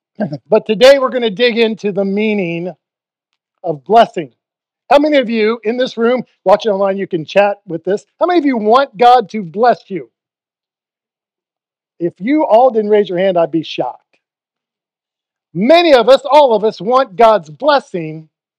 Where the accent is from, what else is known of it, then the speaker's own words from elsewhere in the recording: Ohio, United States; moved away; since I'm from Ohio, I think I'm allowed.